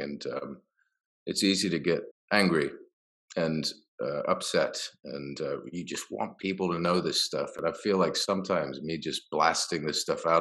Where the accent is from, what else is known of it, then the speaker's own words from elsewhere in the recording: Ohio, United States; also born or lived in Beirut, Lebanon; ended up in Lebanon, which is where I was born, in Beirut. And suppose growing up in Ohio, because my dad is Irish-American, and he had his connections there, managed to get a job at Antioch University. And so by fluke, I suppose a little luck, I ended up growing up there